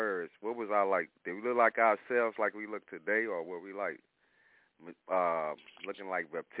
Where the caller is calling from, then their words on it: Illinois, United States; I'm calling from Illinois.